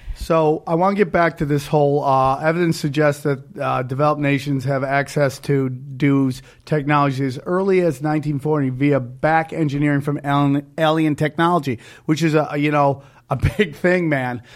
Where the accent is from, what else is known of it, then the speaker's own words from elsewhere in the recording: Cortland, United States; my hometown of Cortland, man, all the manufacturing left